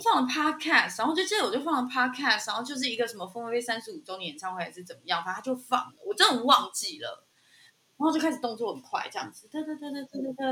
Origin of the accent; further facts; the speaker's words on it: Zhongli, Taoyuan, Taiwan; 我们就是现在，你知道，变成什么桃园市里面的中立区